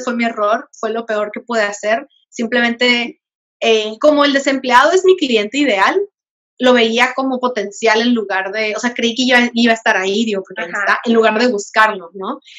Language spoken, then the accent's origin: Spanish; Veracruz, Mexico; moved away; also born or lived in Baja California; soy originaria de Veracruz